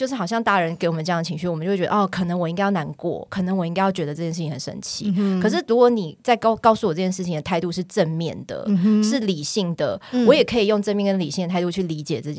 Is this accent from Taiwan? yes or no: yes; Tainan, Taiwan; moved away; also born or lived in Taipei; 在小时候在台南